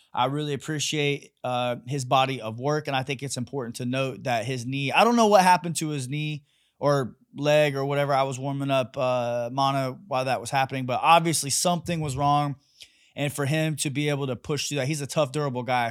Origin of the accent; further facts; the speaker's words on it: Kansas City, Missouri, United States; I'm from Kansas City